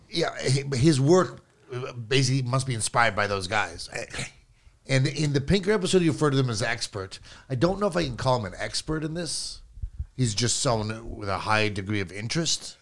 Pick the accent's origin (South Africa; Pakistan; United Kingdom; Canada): Canada; me being Canadian